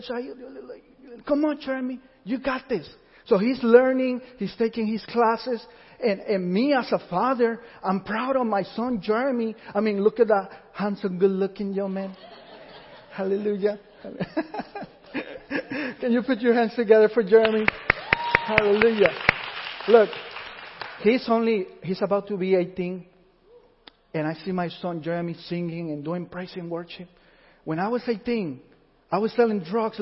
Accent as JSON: {"language": "English", "country": "Puerto Rico", "moved": "yes", "said": "we went to this Puerto Rican church because we come from Puerto Rico"}